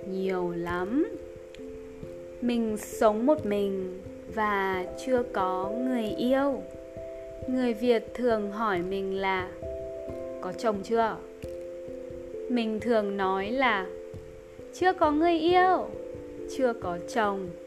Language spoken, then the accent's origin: Vietnamese; United States; Vietnamese is a second language; now in Hanoi, Vietnam; Mình 25 tuổi và mình là người Mỹ. Mình ở Hà Nội gần 2 năm rồi mình là giáo viên tiếng Anh ở một trường học tên là Language Link.